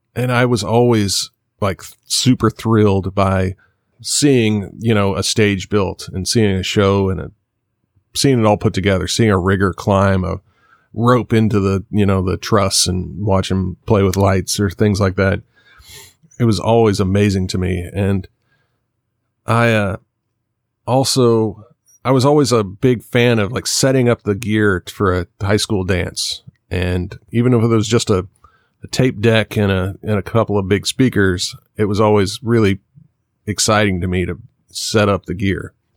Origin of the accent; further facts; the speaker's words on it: Kansas, United States; moved away; also born or lived in Nashville; I'm from Kansas